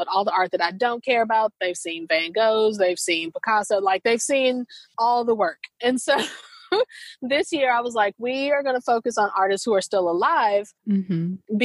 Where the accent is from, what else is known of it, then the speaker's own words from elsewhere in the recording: St. Louis, Missouri, United States; moved away; also born or lived in American South; I'm from St. Louis